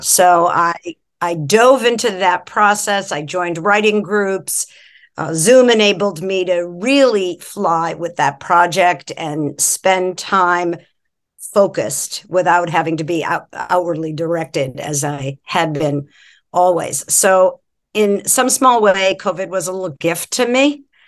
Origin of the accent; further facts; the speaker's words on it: just outside of Boston, Massachusetts, United States; moved away as an adult; also born or lived in San Francisco; I grew up just outside of Boston